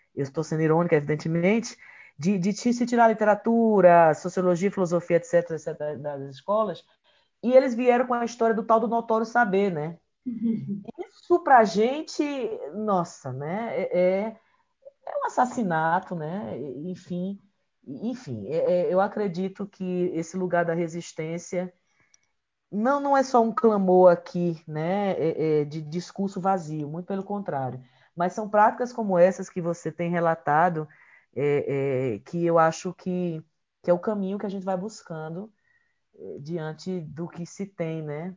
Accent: Ceará, Brazil; eu sou natural do Ceará

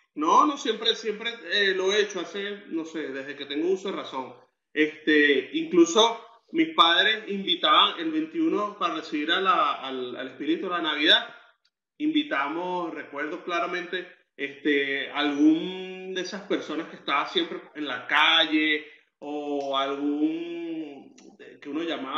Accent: Venezuela; now in United States; nosotros los, venezolanos

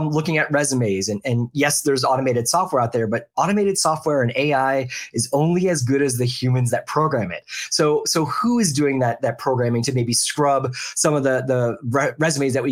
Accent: Philadelphia, Pennsylvania, United States; also born or lived in the South (US); now in the South, United States; I grew up in the Philadelphia area

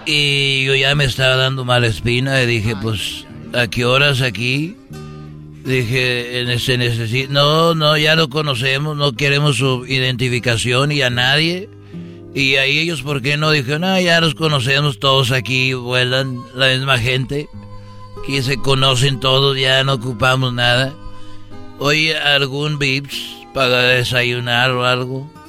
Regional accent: Huentitán, Jalisco, Mexico; born there; donde yo nací en Huentitán es un pueblo muy chiquito y cuando digo chiquito no te doy nada.

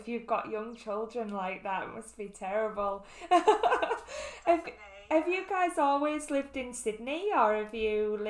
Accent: Hull, Yorkshire and the Humber, United Kingdom; moved away as an adult; now in New South Wales, Australia; I'm from Hull, which you probably tell from my accent

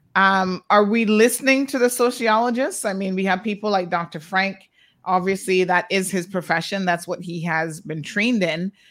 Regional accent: Georgetown, Demerara-Mahaica, Guyana; I am from Georgetown

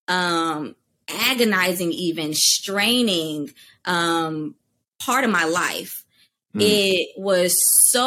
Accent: Durham, North Carolina, United States; I'm from Durham, North Carolina. And in high school, I was known for dance and theater

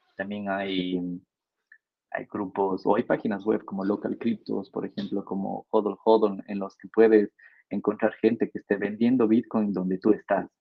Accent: Ecuador; como ecuatoriano

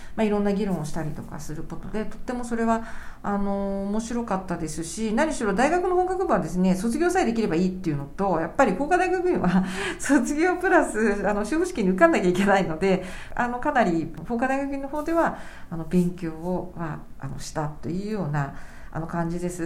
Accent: Kanagawa, Japan; 神奈川県出身なので当時はアテストがあって

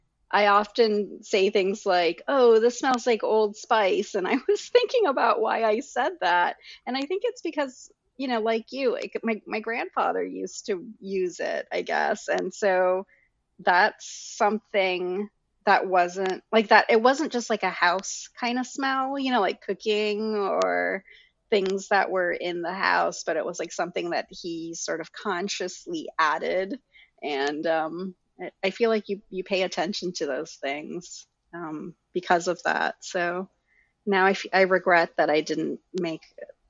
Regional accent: Selangor, Malaysia; moved away; I grew up in Malaysia

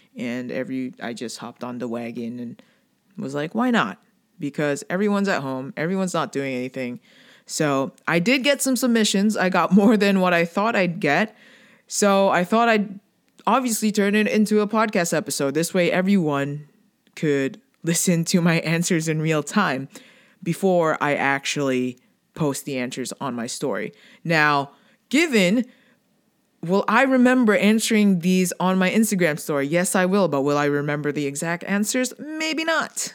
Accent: Philippines; I'm Filipino

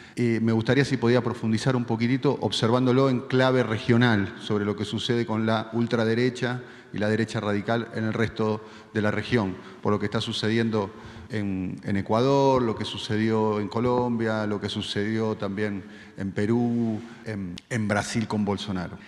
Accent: Argentina; Vengo de la Argentina, la Argentina un país que está conmocionado

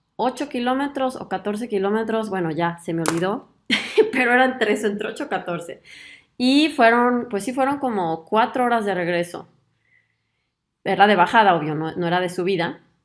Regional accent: Mexico; moved away as an adult; now in Germany

